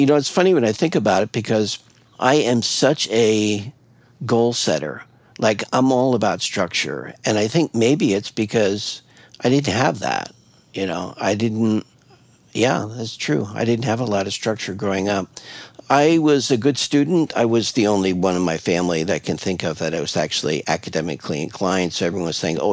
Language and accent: English; Long Island, Highland, Hudson Valley, New York, United States; moved away as an adult; now in Portland, United States; I was born in Long Island, New York